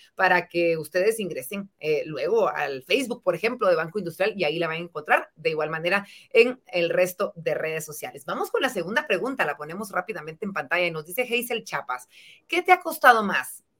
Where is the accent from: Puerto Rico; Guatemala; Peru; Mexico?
Guatemala; nuestra bella Guatemala